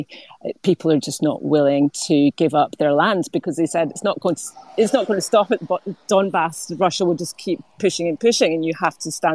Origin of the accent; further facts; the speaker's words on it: United Kingdom; we were British